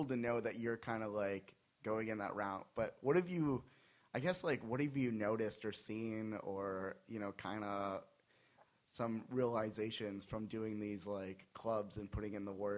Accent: Phoenix, Arizona, United States; I'm in Phoenix, and I'll do clubs not in Phoenix. I don't do any clubs in my hometown

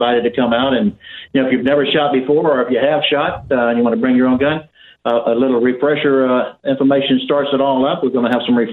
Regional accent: Alabama, United States; I'm from Alabama

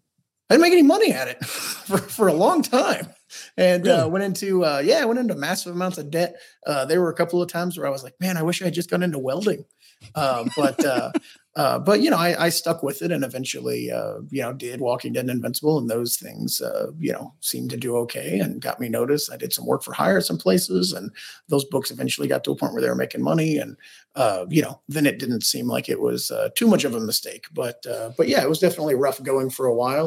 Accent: Kentucky, United States

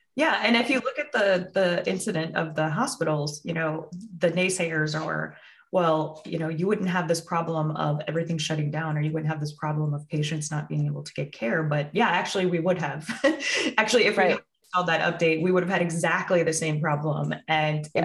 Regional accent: Midwest, United States; also born or lived in California; I'm from the Midwest

